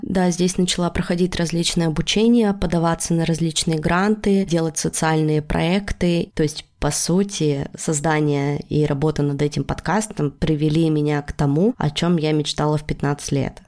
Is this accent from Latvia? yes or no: no; Yekaterinburg, Sverdlovsk Oblast, Russia; moved away as an adult; now in Tbilisi, Georgia; Когда я заканчивала школу, я из Екатеринбурга хотела уезжать в Петербург